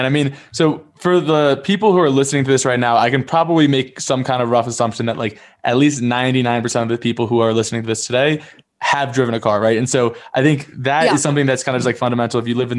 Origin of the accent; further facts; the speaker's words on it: New Jersey, United States; I'm from New Jersey